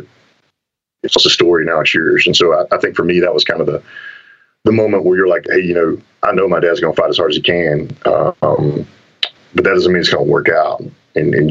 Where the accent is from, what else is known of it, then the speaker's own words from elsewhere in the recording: Texas, United States; growing up in Texas and growing up in a team sports environment